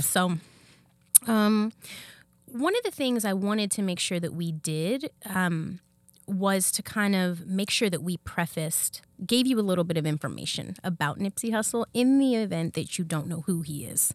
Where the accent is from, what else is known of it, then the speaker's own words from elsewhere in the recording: California, United States; I'm born and raised in California. I'm a California girl